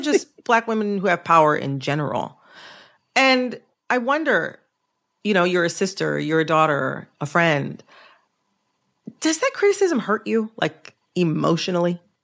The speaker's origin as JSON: {"language": "English", "region": "the North", "country": "United States", "said": "I'm from the North."}